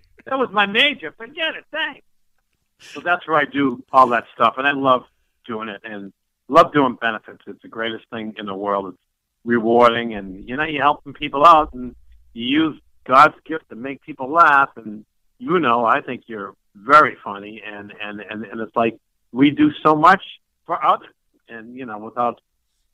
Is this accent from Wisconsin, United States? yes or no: no; Lynn, Massachusetts, United States; also born or lived in Gardner, Massachusetts; I'm originally from Lynn, the city of Sin